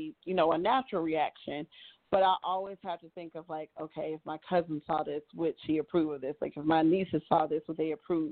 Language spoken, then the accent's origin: English; Montevallo, Alabama, United States; now in Charlotte, United States; being from Montevallo, Alabama